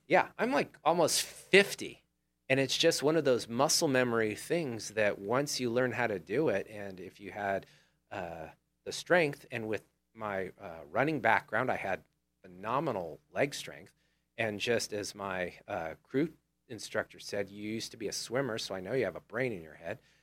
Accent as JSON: {"language": "English", "country": "United States", "tie": "born or raised there", "said": "I grew up on Old Humboldt"}